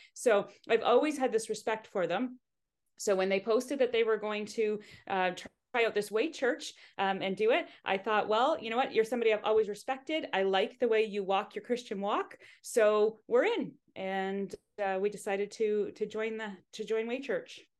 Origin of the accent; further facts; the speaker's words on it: Hamilton, Ontario, Canada; I was born in Hamilton and, uh, so not too far from here.